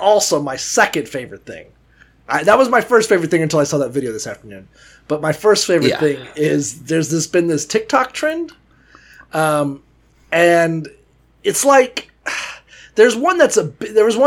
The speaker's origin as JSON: {"language": "English", "region": "Florida", "country": "United States", "said": "I'm from Florida"}